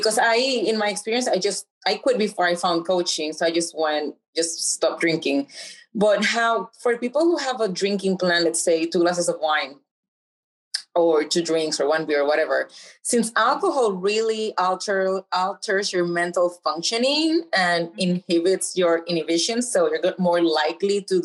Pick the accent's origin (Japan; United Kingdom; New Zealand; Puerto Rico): Puerto Rico; I'm from Puerto Rico